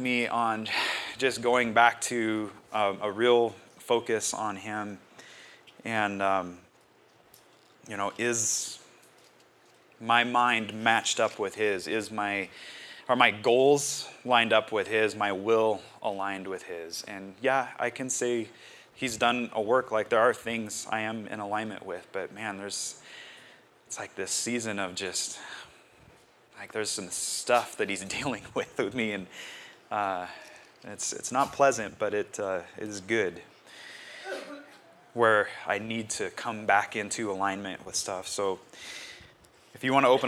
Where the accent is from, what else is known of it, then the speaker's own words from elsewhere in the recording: United States; I'm an American